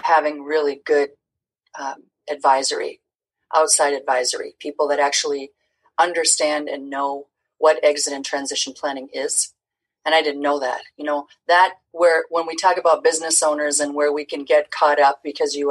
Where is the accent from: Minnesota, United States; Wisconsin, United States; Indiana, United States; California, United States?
Minnesota, United States; Twin Cities; getting this show off the ground in, you know, my hometown